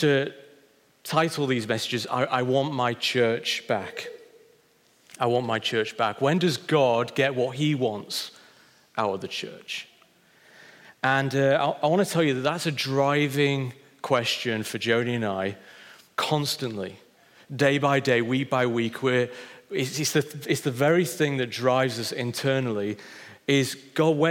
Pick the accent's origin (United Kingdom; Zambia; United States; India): United Kingdom; Wakefield, Yorkshire and the Humber; moved away; Christ found me in a cathedral in Wakefield when I was 8 years old